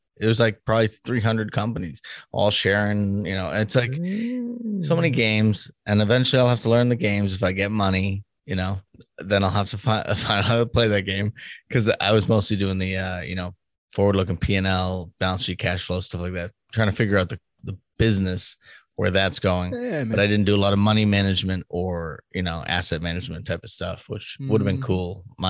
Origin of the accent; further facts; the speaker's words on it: East Coast, United States; now in Midwest, United States; because we're from the East Coast, like New York and Boston, people don't want to be told what to do sometimes because that's definitely part of it. And I'm in the Midwest now